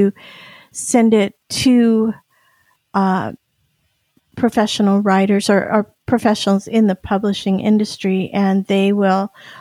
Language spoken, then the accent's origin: English; Union City, California, United States; also born or lived in Stockton, California; I am from Alvarado Niles, a Union City, a town close to Alvarado Niles